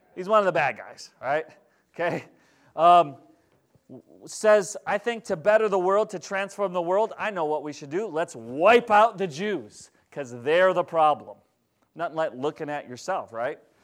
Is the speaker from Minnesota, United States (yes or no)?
yes; Minnesota, United States; now in Wisconsin, United States; I grew up in Minnesota.